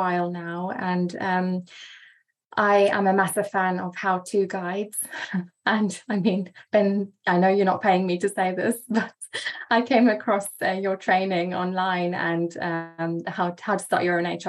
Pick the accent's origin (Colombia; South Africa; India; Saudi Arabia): South Africa; also born or lived in England, near Oxford; now in Oxford, United Kingdom; So I am a South African living in the UK